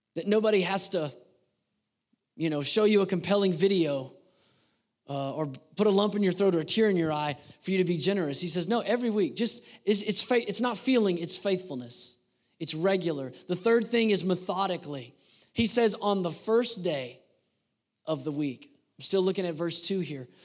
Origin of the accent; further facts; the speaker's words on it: United States; I was born in the United States of America